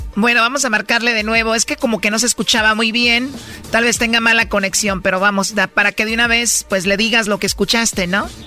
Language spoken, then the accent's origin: Spanish; Jalisco, Mexico; yo soy de Jalisco